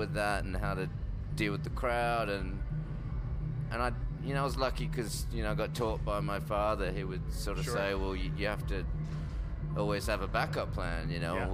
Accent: Perth, Western Australia, Australia; my father's a musician and he's run a blues club in Perth where I grew up

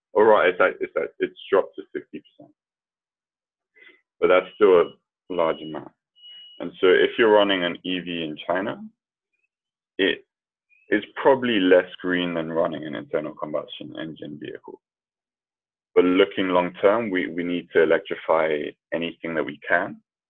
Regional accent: London, United Kingdom; I was born and raised in London

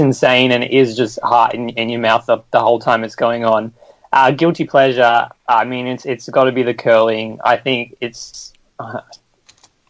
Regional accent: Australia; the Australians train, given our lack of ice

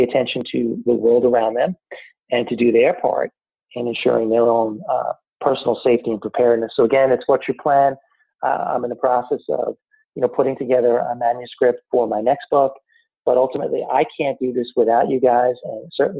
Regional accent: North Shore of Long Island, New York, United States; now in Raleigh, United States; I'm originally from the North Shore of Long Island

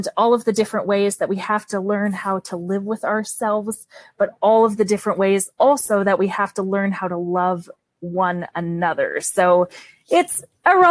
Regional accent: Canada; accent: Canadian; my Canadian accent

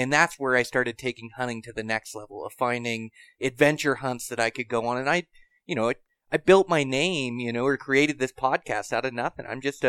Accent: Western Washington, United States; but we grew up in Western Washington hunting blacktails

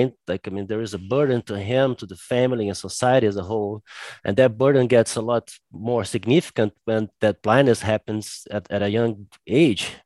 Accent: Brazil; I'm from Brazil

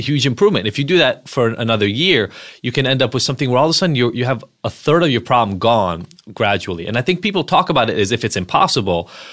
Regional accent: Israel; moved away; I'm from Israel originally.

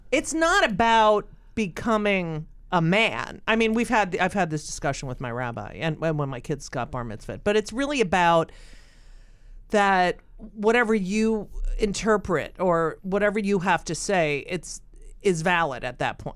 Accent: Clark, New Jersey, United States; moved away; that's where I grew up

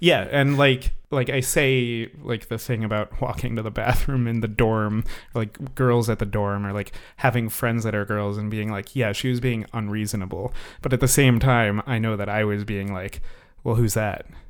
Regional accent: New York City, New York, United States; moved away as an adult; I'm from the New York City area.

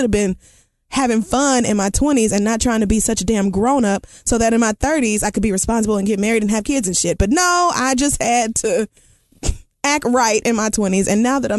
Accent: Canada; Again, I'm from Canada where we love gay people.

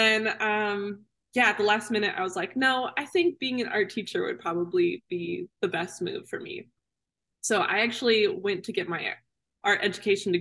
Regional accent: Missoula, Montana, United States; born or raised there; also born or lived in Rochester, Minnesota / Mankato, Minnesota

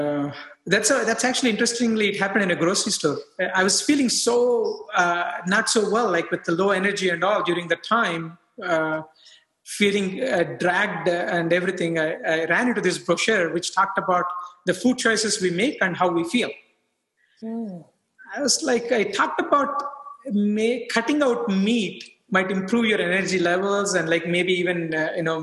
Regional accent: India; moved away as an adult; now in United States; I grew up in India. I moved to US for further training

